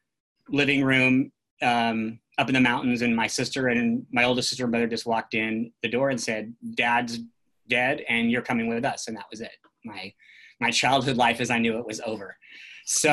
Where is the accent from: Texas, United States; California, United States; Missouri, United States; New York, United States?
California, United States; I grew up in the National Forest in California